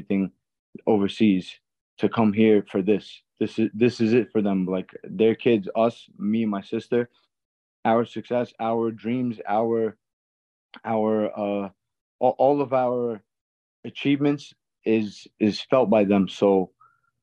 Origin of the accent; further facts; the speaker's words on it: New York City, New York, United States; also born or lived in Azerbaijan; I'm from Azerbaijan. I moved to Brooklyn at six years old